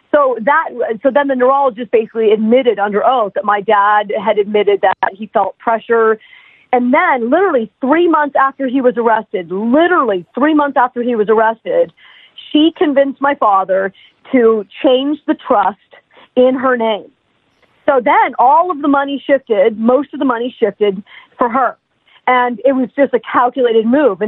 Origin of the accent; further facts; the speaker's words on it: New York City, New York, United States; we're all from New York City